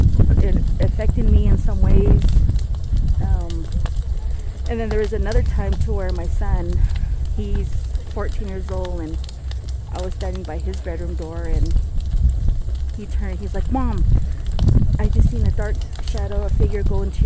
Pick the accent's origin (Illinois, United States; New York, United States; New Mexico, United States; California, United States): New Mexico, United States; Farmington; I'm from Farmington, New Mexico